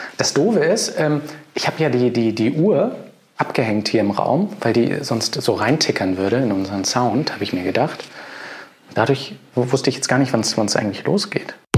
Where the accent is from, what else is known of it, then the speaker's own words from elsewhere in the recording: Hamburg, Germany; moved away; Ich bin ja auch Hamburger, geborener sogar, war zwischendrin zwar mal weg, aber bin jetzt auch wieder da.